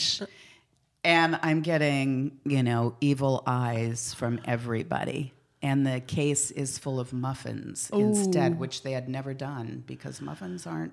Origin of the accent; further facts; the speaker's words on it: Oklahoma, United States; moved away; I was from Oklahoma at the time. I went back to Oklahoma